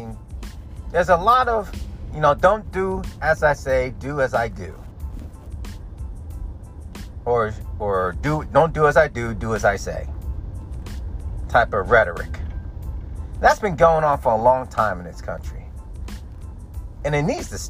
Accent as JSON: {"language": "English", "country": "United States", "said": "being American, because I am"}